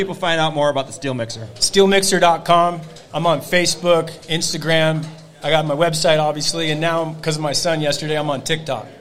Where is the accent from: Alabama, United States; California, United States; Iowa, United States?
California, United States; Novato; Novato, California